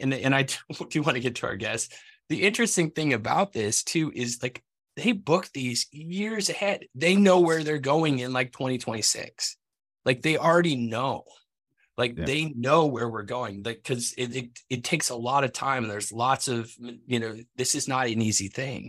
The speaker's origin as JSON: {"language": "English", "region": "Vermont", "country": "United States", "tie": "born or raised there", "also_born_or_lived": "Maine", "said": "I'm a New England boy. So I grew up in New England. I was born in Maine, high school in Vermont."}